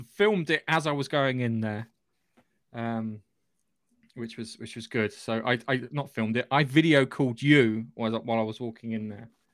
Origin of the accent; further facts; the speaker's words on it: United Kingdom; I'm British